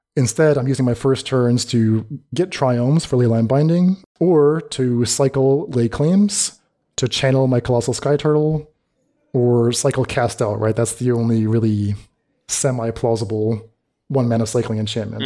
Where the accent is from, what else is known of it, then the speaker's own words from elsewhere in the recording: United States; my advice as an American.